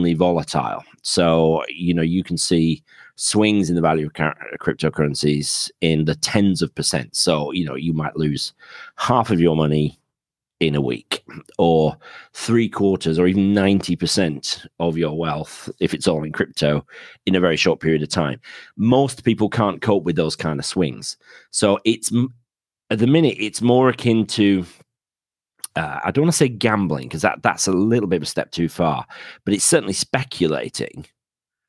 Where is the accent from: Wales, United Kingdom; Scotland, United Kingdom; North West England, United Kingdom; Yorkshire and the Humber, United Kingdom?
Yorkshire and the Humber, United Kingdom; now in Penzance, United Kingdom; my accent is from somewhere north of that. So I'm a Yorkshireman originally, but married a Cornish girl, so that's why I ended up down in Penzance.